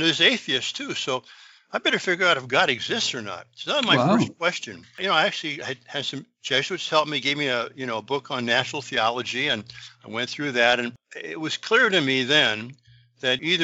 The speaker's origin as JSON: {"language": "English", "country": "United States", "tie": "born or raised there", "said": "I grew up in America."}